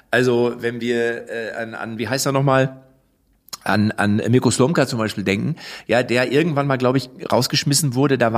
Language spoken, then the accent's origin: German; Hanover, Lower Saxony, Germany